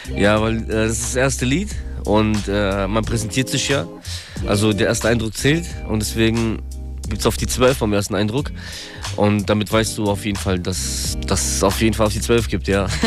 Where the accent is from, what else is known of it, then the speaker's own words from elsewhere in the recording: Darmstadt, Hesse, Germany; also born or lived in Kyiv, Ukraine / Frankfurt; geboren in der Ukraine, in Kiew 1988, komme aus Darmstadt